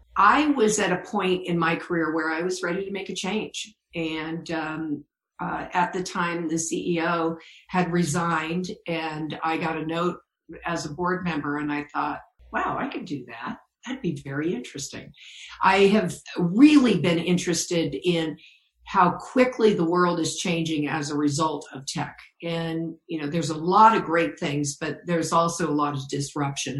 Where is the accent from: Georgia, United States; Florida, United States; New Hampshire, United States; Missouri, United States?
Florida, United States; Orlando; I grew up in Orlando and uh, went to school at University of Florida